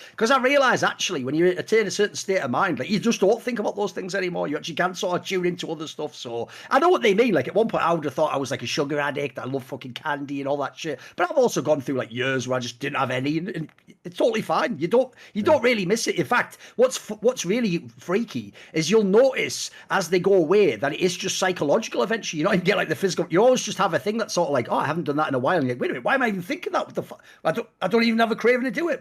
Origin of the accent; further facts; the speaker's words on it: the Northeast, North East England, United Kingdom; I'm from the Northeast